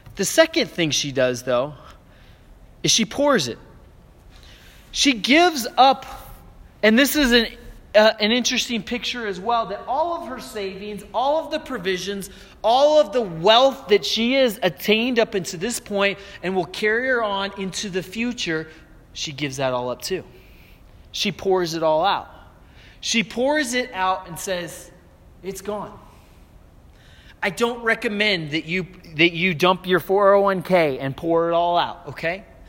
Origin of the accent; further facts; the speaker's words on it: Aurora, Colorado, United States; moved away as an adult; also born or lived in Florida; coming back to where I grew up here in Aurora